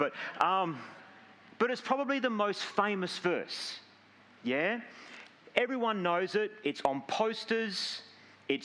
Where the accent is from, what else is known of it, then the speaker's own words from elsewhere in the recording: Langford, Western Australia, Australia; now in Gosnells, Australia; I grew up in Langford, don't judge me